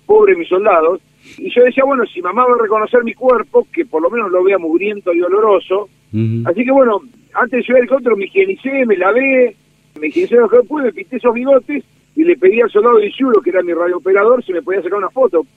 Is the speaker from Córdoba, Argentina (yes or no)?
no; Dolores, Buenos Aires Province, Argentina; soy del sur del Salado, soy de los Pagos de Dolores